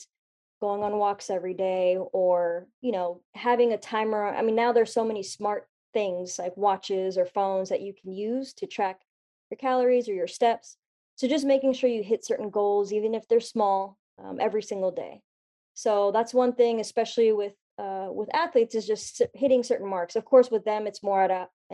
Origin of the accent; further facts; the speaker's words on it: Orinda, California, United States; also born or lived in Oklahoma / Los Angeles; I was actually born and raised in the Bay Area. So this is home for me. I grew up in a small town called Orinda